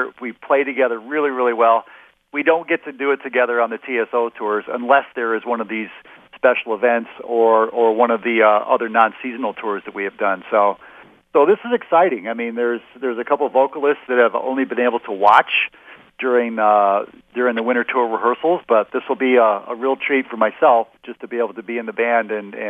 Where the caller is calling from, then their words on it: New York, United States; I'm in upstate New York. We got snow on the ground.